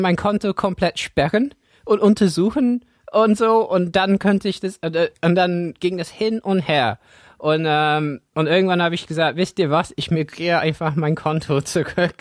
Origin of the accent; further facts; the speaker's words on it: England, United Kingdom; German is a second language; now in Germany; für mich als Engländer in Deutschland